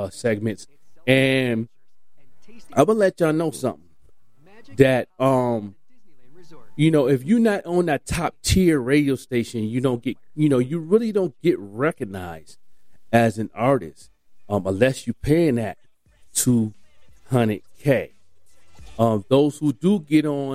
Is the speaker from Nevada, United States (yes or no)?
no; Buffalo, New York, United States; in my hometown, Buffalo